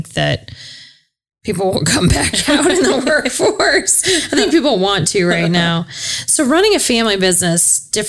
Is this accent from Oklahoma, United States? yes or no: no; Ankeny, Iowa, United States; I grew up in Ankeny, but we never really had a town center